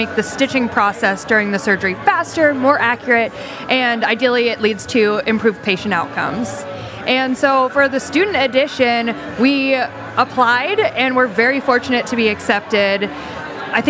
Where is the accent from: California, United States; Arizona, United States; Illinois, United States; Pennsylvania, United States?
Pennsylvania, United States; Pittsburgh; moved away as an adult; now in Tennessee, United States; I'm originally from Pittsburgh and actually came to Tennessee for graduate school